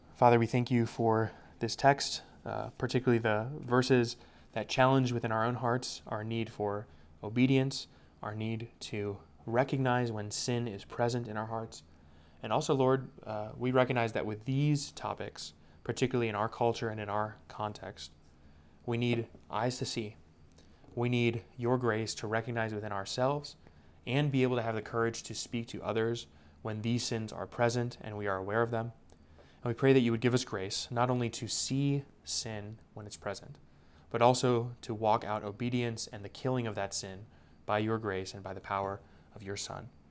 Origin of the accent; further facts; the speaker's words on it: United States; now in Indianapolis, United States; American Christians